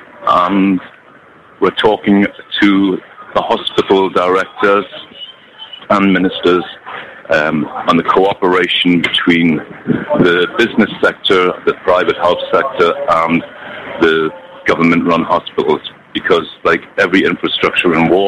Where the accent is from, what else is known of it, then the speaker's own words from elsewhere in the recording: Newcastle, North East England, United Kingdom; now in Syria; I come from Newcastle, Northern England. I'm married to a Syrian girl, and I've been in Syria for 4 years